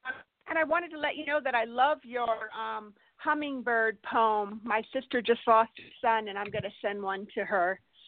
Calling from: California, United States

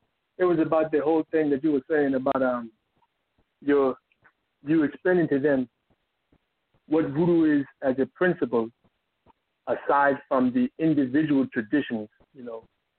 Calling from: Maryland, United States; also born or lived in Washington, District of Columbia, United States; This is the young DC man from before. Calling back again from Maryland.

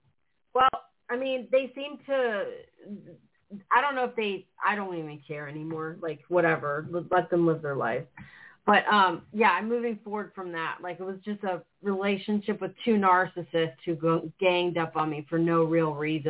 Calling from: Florida, United States; I'm calling from Florida.

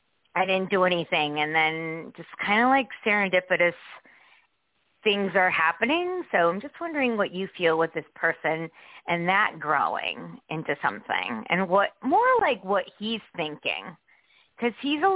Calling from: Connecticut, United States; from Connecticut.

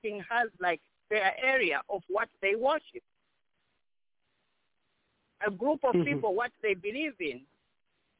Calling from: South Bend, Indiana, United States; I'm calling from Indiana, South Bend

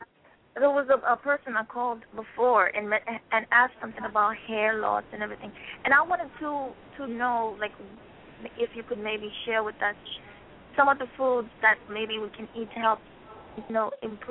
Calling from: Brooklyn, New York, United States; I'm calling from Brooklyn.

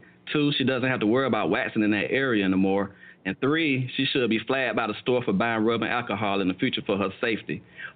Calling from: Valley, Alabama, United States; I'm calling from Valley, Alabama

